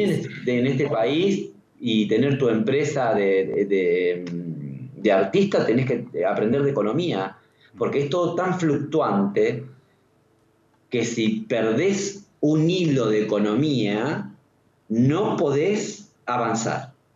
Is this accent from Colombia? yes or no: no; Argentina; yo soy argentino y obviamente viví más tiempo acá que en cualquier otro lugar del mundo